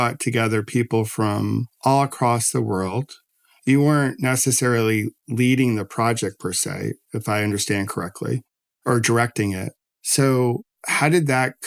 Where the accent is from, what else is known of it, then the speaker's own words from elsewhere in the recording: Rochester, New York, United States; I grew up in Rochester.